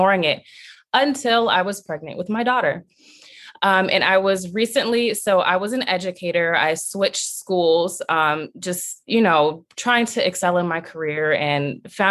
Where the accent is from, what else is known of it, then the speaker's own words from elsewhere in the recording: Long Beach, California, United States; I was raised in Long Beach, California